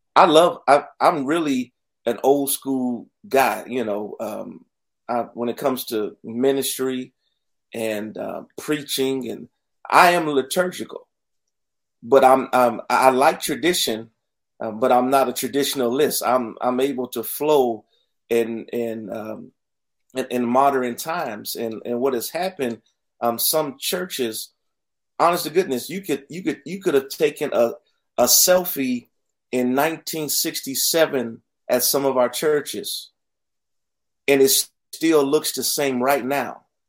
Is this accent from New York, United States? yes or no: no; Youngstown, Ohio, United States; moved away; Born and raised in Youngstown, Ohio, on the south side